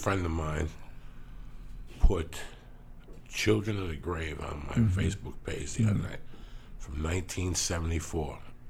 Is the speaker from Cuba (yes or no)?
yes; Cuba; English is a second language; He knows that I'd learned how to speak English when I came from Cuba watching Dick Van Dyke.